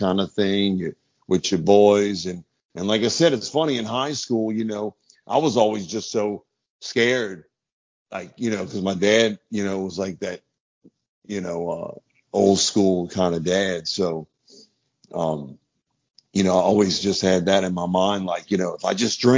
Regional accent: New Orleans, Louisiana, United States; growing up in New Orleans

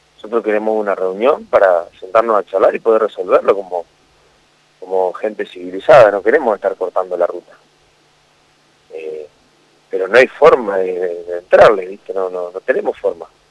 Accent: San Nicolás de los Arroyos, Buenos Aires Province, Argentina; No somos de otro lado, somos ciudadanos de San Nicolás

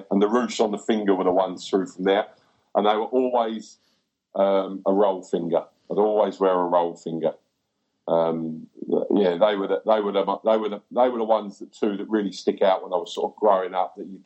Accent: England, United Kingdom; now in New Zealand; I thought you were Kiwi. I went, no, no, I'm English.

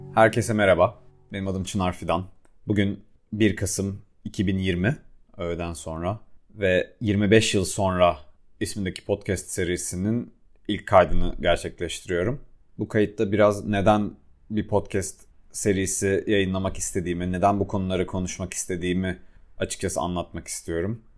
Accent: Adana, Turkey; moved away as an adult; also born or lived in Istanbul; büyüdüğüm şehirde ben Adanalıyım ve Adana'da büyüdüğüm çevrede

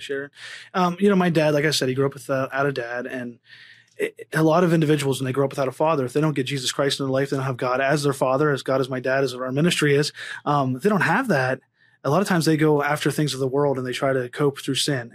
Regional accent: Pennsylvania, United States; now in Las Vegas, United States; I grew up in Pennsylvania.

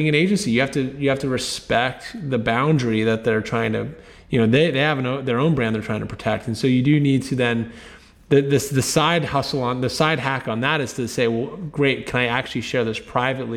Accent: right outside of DC, Virginia, United States; I grew up in Virginia, right outside of DC.

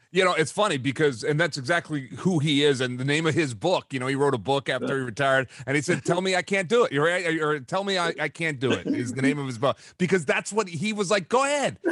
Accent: Philadelphia, Pennsylvania, United States; I grew up in Philadelphia

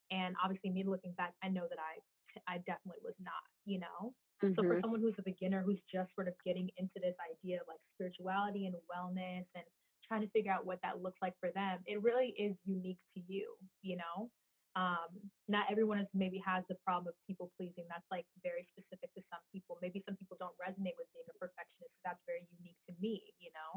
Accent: East Coast, United States; from the East Coast

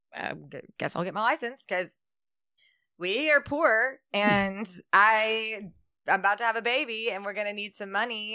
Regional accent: Shreveport, Louisiana, United States; I was born also born in Shreveport.

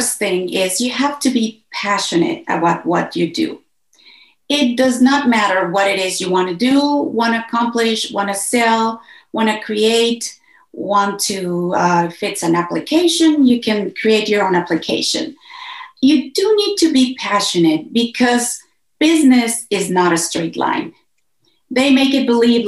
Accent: Mexico; moved away; I am originally from Mexico

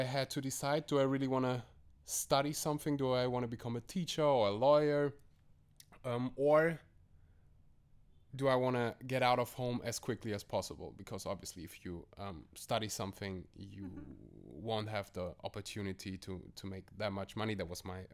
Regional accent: Germany; I am born and raised in Germany. My family came all the way from Uzbekistan to Germany

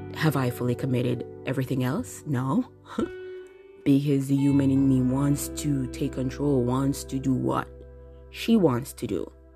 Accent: Jamaica; moved away as an adult; now in Japan; I recently moved to Japan, the country that I'm living in now, coming from Jamaica my home country

